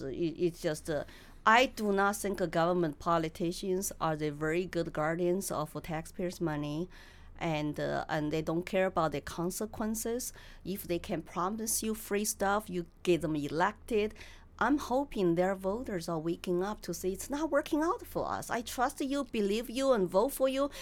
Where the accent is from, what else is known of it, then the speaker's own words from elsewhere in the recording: China; English is a second language; moved away as an adult; now in New Hampshire, United States; lots of Chinese immigrants like me